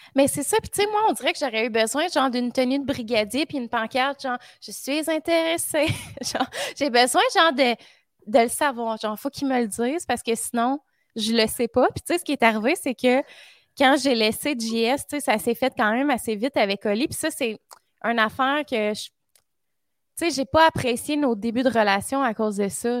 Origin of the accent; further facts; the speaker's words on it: Drummondville, Quebec, Canada; je suis dans ma ville natale